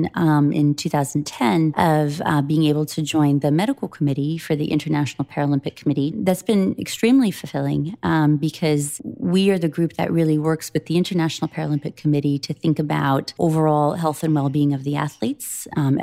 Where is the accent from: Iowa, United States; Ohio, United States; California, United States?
Iowa, United States; the Midwest; When I was a young person growing up in the Midwest